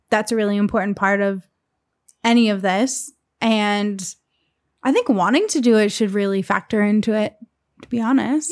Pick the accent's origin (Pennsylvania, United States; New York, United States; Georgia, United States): Pennsylvania, United States; Lehigh Valley; moved away; the Lehigh Valley is where I'm from